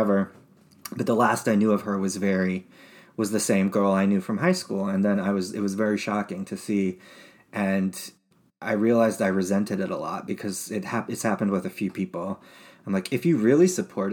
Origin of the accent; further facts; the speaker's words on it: Utah, United States; growing up in Utah